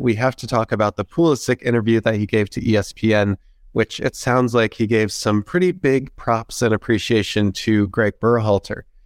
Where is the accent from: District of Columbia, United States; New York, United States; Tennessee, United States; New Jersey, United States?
New Jersey, United States; Princeton; it is my hometown team.